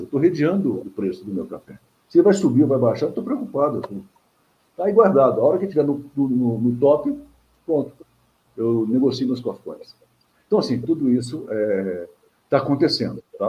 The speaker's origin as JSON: {"language": "Portuguese", "region": "Minas Gerais", "country": "Brazil", "said": "eu também sou mineiro"}